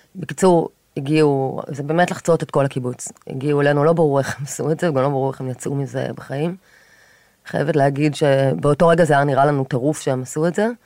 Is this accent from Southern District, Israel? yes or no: yes; Kfar Aza, Southern District, Israel; moved away as an adult; now in Tel Aviv, Israel; נולדתי וגדלתי בקיבוץ כפר עזה